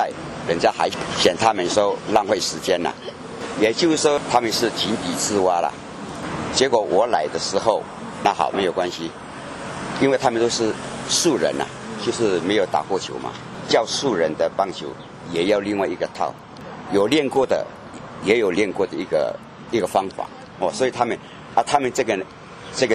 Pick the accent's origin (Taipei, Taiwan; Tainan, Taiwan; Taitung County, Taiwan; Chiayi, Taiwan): Taitung County, Taiwan; a rural village in Taitung; moved away as an adult; 我是来自于台东的一个很乡下的一个村庄，